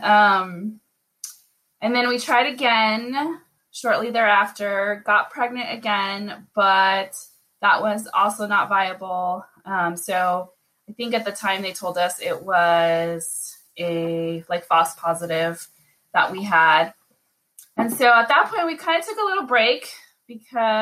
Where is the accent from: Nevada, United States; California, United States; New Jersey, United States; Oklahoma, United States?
Nevada, United States; Las Vegas; I am born and raised in Las Vegas, but my people are from Mexico and Cuba